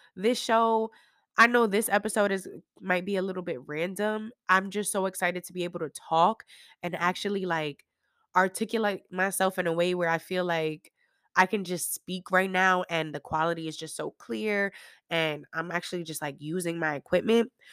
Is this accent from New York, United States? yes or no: yes; New York, United States; moved away; I'm still from New York